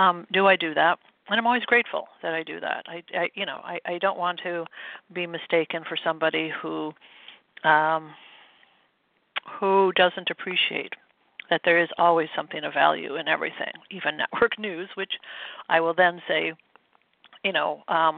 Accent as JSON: {"language": "English", "region": "Midwest", "country": "United States", "tie": "born or raised there", "said": "I grew up in the Midwest"}